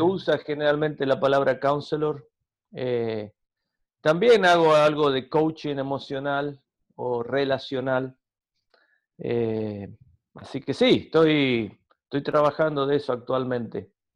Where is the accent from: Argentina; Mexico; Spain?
Argentina; accent: argentino; soy argentino, nací acá